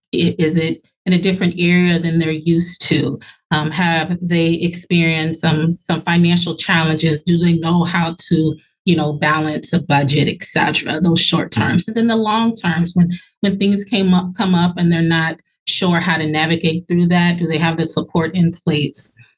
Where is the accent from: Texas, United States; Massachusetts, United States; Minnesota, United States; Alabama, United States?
Minnesota, United States; Minneapolis; also born or lived in Los Angeles; So I was born in Los Angeles, but I just say Minneapolis is home. Minnesota is home. This is what I'm used to.